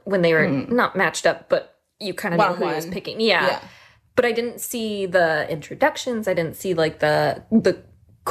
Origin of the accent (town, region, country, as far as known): Ireland